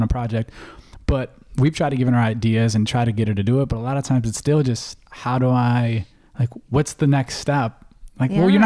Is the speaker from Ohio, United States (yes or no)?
yes; Ohio, United States; now in Southern California, United States; we're from Ohio